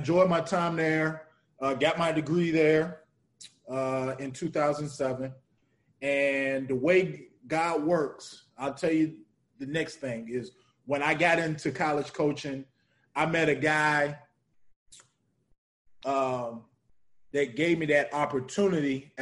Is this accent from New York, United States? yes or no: no; Roanoke, Virginia, United States; moved away as an adult; also born or lived in Lake Charles, Louisiana; I'm from Roanoke, Virginia